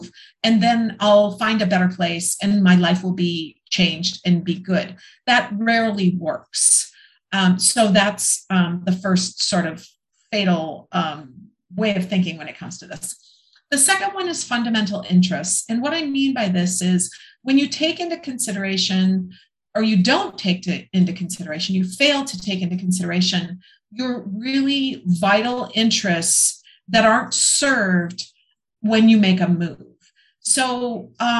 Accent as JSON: {"language": "English", "region": "Minnesota", "country": "United States", "tie": "born or raised there", "moved": "as an adult", "said": "I'm from Minnesota. I spent the first 28 years of my life in the snow"}